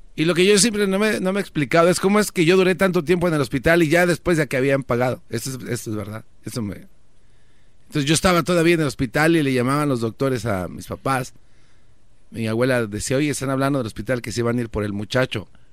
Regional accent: Coacalco, State of Mexico, Mexico; yo nací en Villa de las Flores, Choco, cerca de Coacalco, allá en el Estado de México

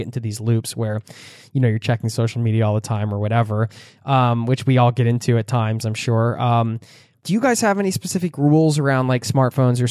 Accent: United States; I'm American

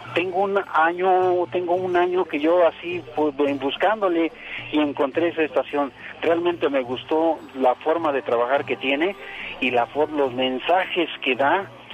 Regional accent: Mexico City, Mexico; yo soy de la Ciudad de México. Ajá. Y aquí, ahí acá vivo

